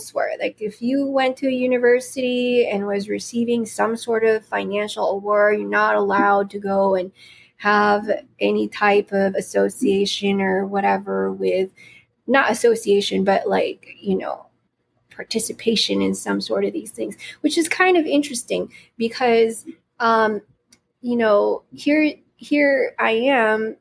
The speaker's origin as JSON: {"language": "English", "region": "California", "country": "United States", "tie": "born or raised there", "also_born_or_lived": "Philippines", "said": "I was born in the Philippines and I grew up here in California"}